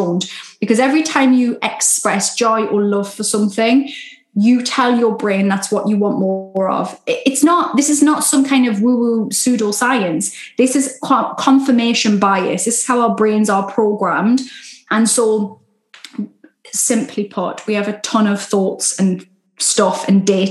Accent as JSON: {"language": "English", "country": "United Kingdom", "said": "Love a Sunday roast, being British. Love a Sunday roast, all the gravy. That's my northern"}